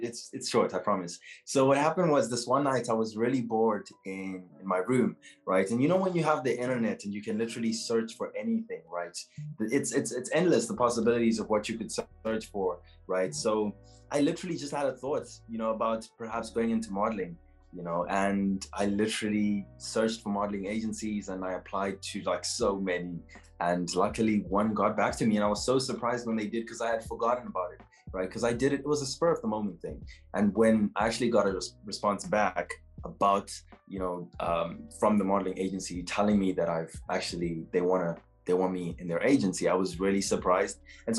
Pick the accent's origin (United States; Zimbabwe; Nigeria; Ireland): Zimbabwe; now in South Africa; I am from Zimbabwe. I was born in Zimbabwe and I moved to South Africa in 2008.